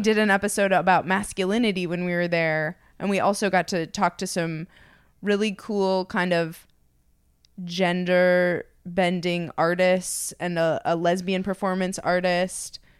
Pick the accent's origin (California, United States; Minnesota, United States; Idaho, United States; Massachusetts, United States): Minnesota, United States; just being from Minnesota